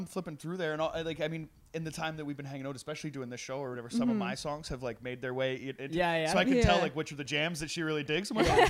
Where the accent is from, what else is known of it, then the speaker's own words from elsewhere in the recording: Trail, British Columbia, Canada; I grew up in Trail, which is about 8 hours east.